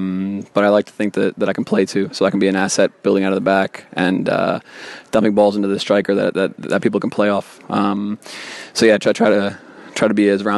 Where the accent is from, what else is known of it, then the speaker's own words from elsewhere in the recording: Switzerland; I grew up in Switzerland, and my parents are American